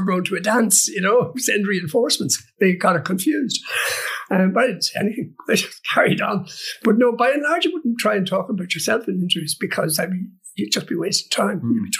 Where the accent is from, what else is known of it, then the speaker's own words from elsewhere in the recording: England, United Kingdom; I said, "But I am English."